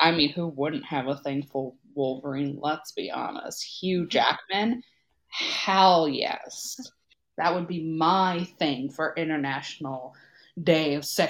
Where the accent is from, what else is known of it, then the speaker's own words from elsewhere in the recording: Canada; I, as a Canadian